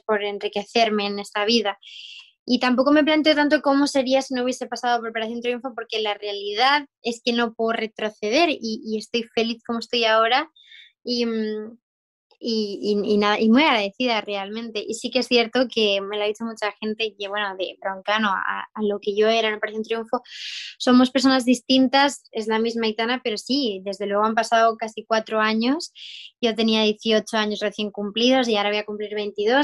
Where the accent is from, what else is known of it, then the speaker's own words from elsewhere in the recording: Murcia, Region of Murcia, Spain; soy de Murcia, soy de España